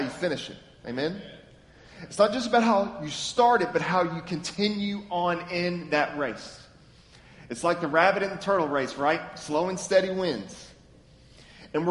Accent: Lexington, Kentucky, United States; now in Memphis, United States; I'm from Lexington, Kentucky, born and raised.

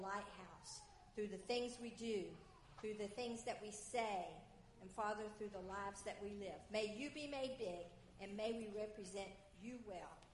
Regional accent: South Georgia, United States; moved away as an adult; I was raised in South Georgia.

